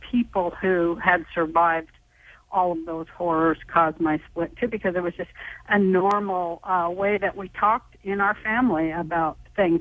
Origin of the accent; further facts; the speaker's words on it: Salt Lake City, Utah, United States; I'm from Salt Lake City, Utah